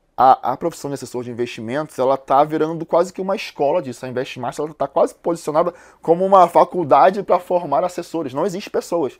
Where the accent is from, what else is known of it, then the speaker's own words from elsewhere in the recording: Rio de Janeiro, Brazil; Eu sou carioca, eu nasci no Morro da Providência, numa comunidade lá do Rio de Janeiro